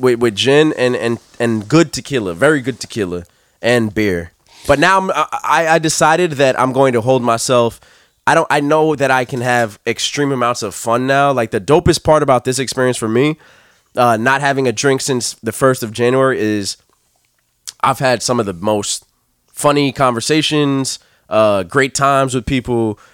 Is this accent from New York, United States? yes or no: yes; New York, United States; I'm from New York